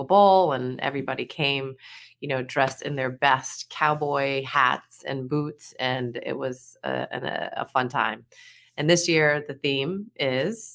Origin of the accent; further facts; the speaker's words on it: New York, United States; moved away; also born or lived in Boston; I'm born and raised in New York